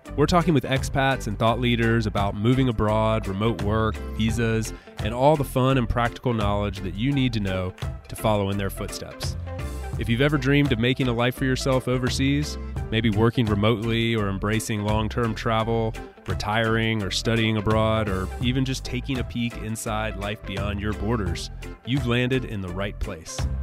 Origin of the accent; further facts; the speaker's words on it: United States; moved away; I grew up in the U.S.